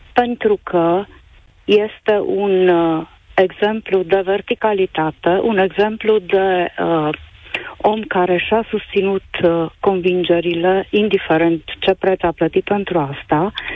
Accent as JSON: {"language": "Romanian", "town": "Zalău", "region": "Sălaj County", "country": "Romania", "said": "Eu sunt din Zalău"}